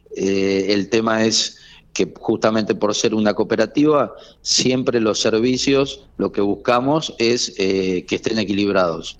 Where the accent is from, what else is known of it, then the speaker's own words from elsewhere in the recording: General Pico, La Pampa, Argentina; somos vecinos de Pico